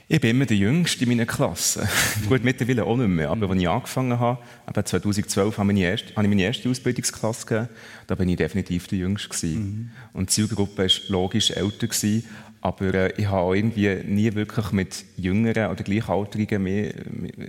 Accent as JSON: {"language": "German", "region": "Bern", "country": "Switzerland", "tie": "born or raised there", "said": "Ja, ich bin äh, echt in Bern aufgewachsen, ja ja, was soll ich sagen? Ich sage immer, Bern ist eine gute Stadt für Leute, die äh, irgendwie einen Kontrollzwang haben."}